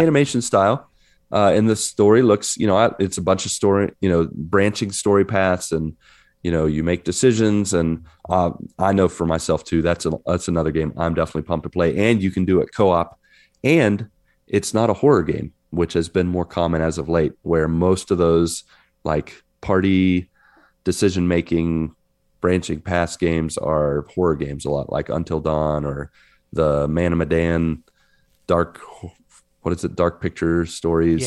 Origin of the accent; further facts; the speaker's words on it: West Virginia, United States; I'm in my home state